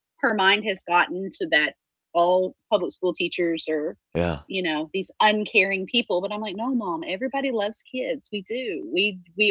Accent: Caddo Mills, Texas, United States; I grew up in Caddo Mills, a tiny little town

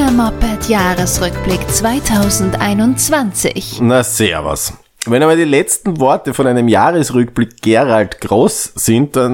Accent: Vienna, Austria; Ja, und wir zwei, wir kommen ja aus Wien.

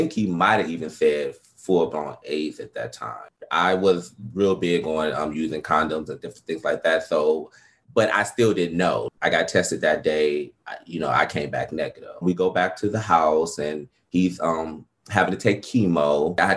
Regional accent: Detroit, Michigan, United States; moved away; also born or lived in Atlanta; I'm from Detroit, Michigan

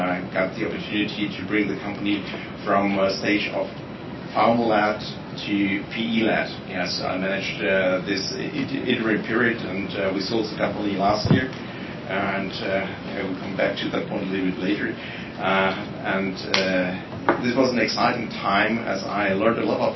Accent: Germany; I'm coming from Germany

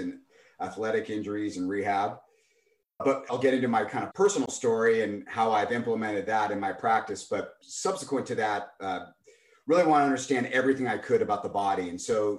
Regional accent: Los Altos, California, United States; also born or lived in San Luis Obispo / San Diego / Napa; I grew up on the peninsula in Los Altos and lived there until I graduated high school

